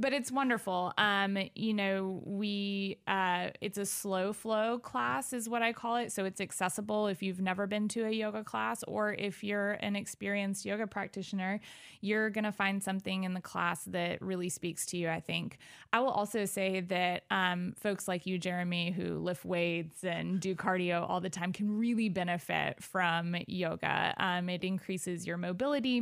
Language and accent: English; Arthur, Illinois, United States; also born or lived in Evansville, Indiana / Baton Rouge, Louisiana; now in Decatur, United States; I grew up in Arthur, Illinois, um, which is about thirty minutes outside of Decatur